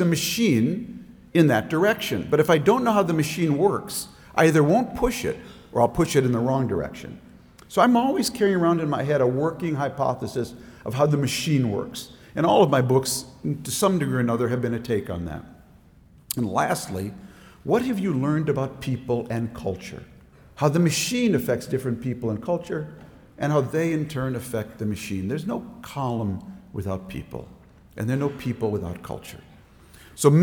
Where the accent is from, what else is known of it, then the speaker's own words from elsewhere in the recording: Minnesota, United States; now in Washington, D.C., United States; the time and place where I grew up in Minnesota